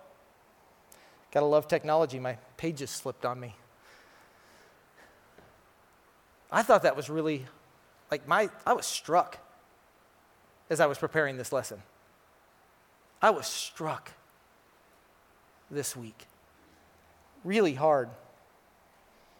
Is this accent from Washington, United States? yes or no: yes; Tumwater, Washington, United States; I'm from Tumwa, so I consider myself an honorary East Sider